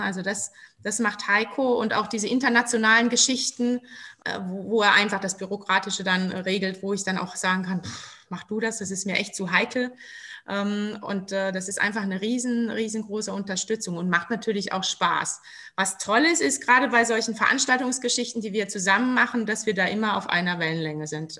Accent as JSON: {"language": "German", "region": "Rhineland-Palatinate", "country": "Germany", "said": "wir sind ja Pfälzer"}